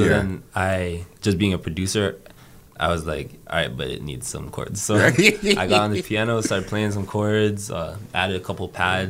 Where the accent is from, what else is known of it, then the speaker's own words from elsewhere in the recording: Toronto, Ontario, Canada; just being from Scarborough